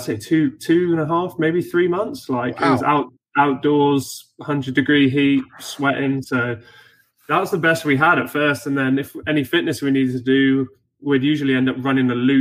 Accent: England, United Kingdom; now in Houston, United States; I'm English

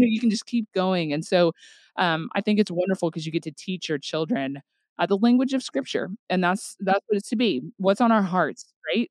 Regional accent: Tulsa, Oklahoma, United States; moved away as an adult; now in Northwest Arkansas, United States; I am originally from the Tulsa, Oklahoma area

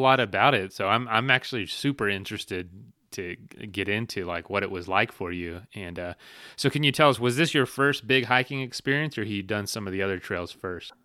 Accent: Frostproof, Florida, United States; I'm from a little town called Frostproof.

